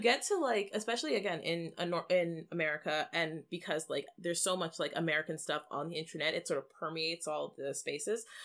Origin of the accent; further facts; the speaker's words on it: Canada; we are a Canadian podcast and Canadian people